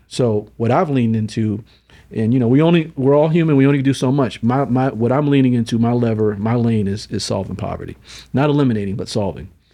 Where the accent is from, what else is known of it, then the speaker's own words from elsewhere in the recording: Syracuse, New York, United States; I'm from Syracuse, New York.